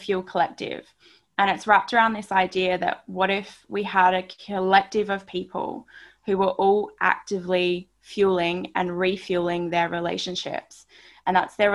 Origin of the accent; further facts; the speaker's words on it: Barossa Valley, South Australia, Australia; moved away as an adult; now in Sydney, Australia; I'm a country kid. I grew up in Barossa Valley, South Australia.